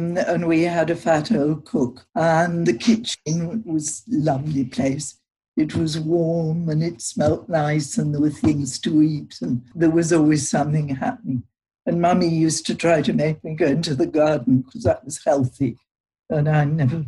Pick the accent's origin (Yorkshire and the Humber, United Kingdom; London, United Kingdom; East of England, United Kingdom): Yorkshire and the Humber, United Kingdom; moved away; I come from Yorkshire.